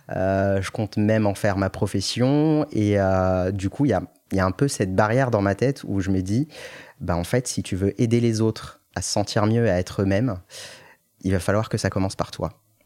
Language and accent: French; Morocco; moved away as an adult; je, suis né, j'ai grandi au Maroc jusqu'à mes 18 ans et je suis venu après pour mes études sup